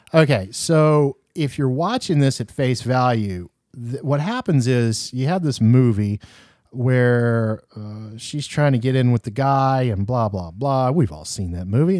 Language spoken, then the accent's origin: English; the South, United States; I'm from the South